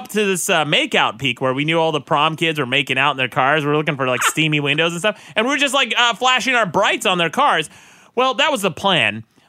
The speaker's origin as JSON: {"language": "English", "region": "Utah", "country": "United States", "tie": "born or raised there"}